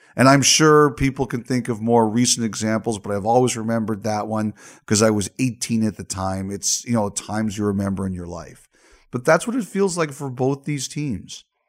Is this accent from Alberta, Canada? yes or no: no; Toronto, Ontario, Canada; I was born in Toronto, I grew up in Toronto